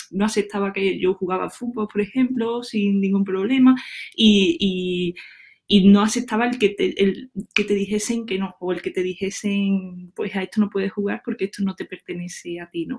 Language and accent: Spanish; La Montiela, Andalusia, Spain; yo soy de Córdoba y soy, me crié en un pueblo que es donde estoy ahora mismo, que, se llama La Montiela